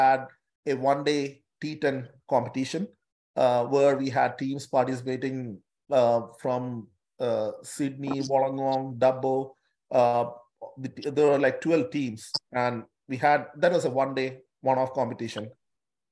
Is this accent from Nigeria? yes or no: no; Kerala, India; now in Newcastle, Australia; We all come from an ethnic group from India, from a particular state in India